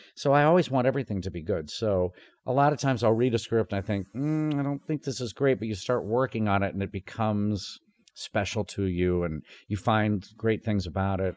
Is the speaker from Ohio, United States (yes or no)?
no; Tulsa, Oklahoma, United States; also born or lived in Chicago, Illinois; I was born in Chicago, and then, uh, we ended up moving to Tulsa, but I, I mostly grew up in Tulsa.